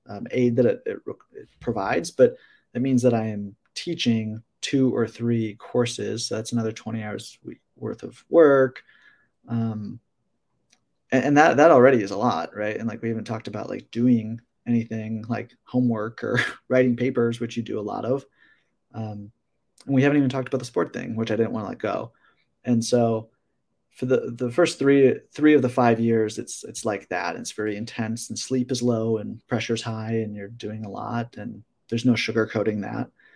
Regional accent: Wisconsin, United States; now in Arizona, United States; I'm from Wisconsin

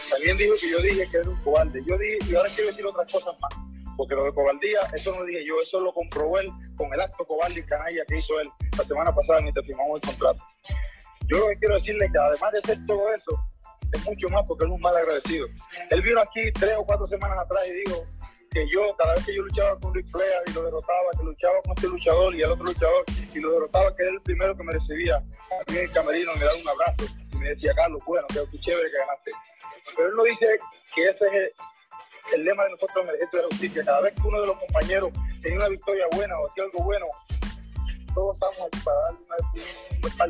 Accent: Puerto Rico; y esta noche yo te juro ti por mis hijos, por mi madre y por mi pueblo puertorriqueño

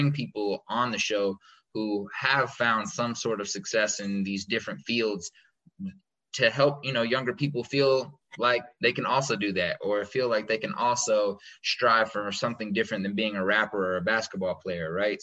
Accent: United States; me being American and, like, you know, just being American

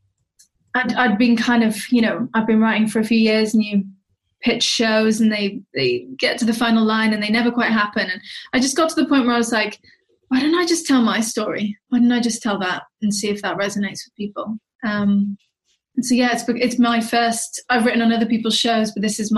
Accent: Wales, United Kingdom; my teenage experiences growing up in Wales

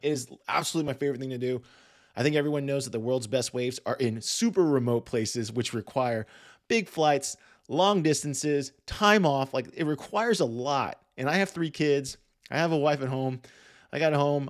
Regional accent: Washington, District of Columbia, United States; I grew up in the Washington, D C area

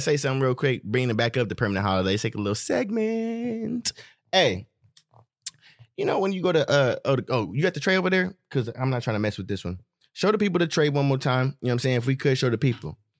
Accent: Stockton, California, United States; we're from Stockton

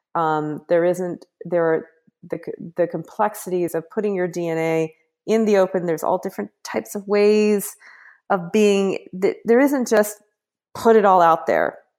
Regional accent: Kansas, United States; I'm from Kansas

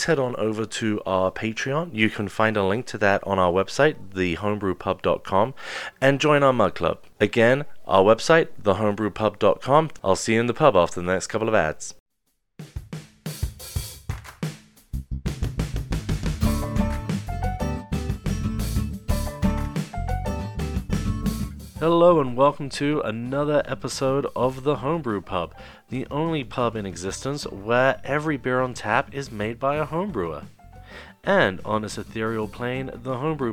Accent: England, United Kingdom; I'm English

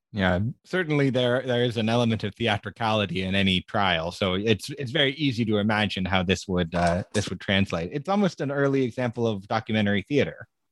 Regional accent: United States; as an American

